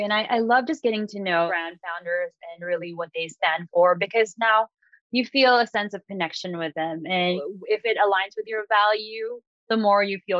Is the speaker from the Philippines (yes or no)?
yes; Philippines; because I'm Filipino